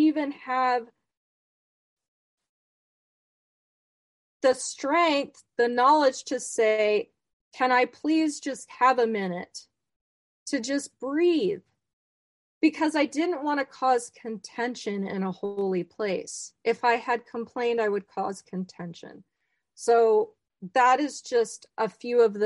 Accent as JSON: {"language": "English", "region": "Midwest", "country": "United States", "said": "I am a Midwestern Mormon. I am not from Utah. The closest temple was Dallas."}